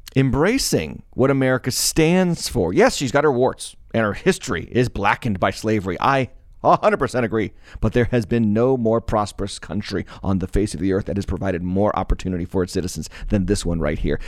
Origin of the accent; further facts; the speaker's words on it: United States; my, my, uh, experience in being an American